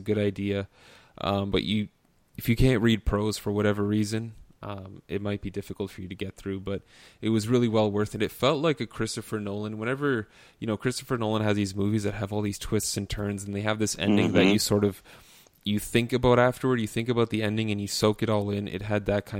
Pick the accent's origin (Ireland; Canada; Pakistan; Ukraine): Canada; as a Canadian